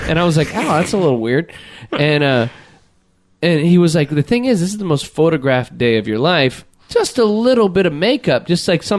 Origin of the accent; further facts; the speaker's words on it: United States; As an American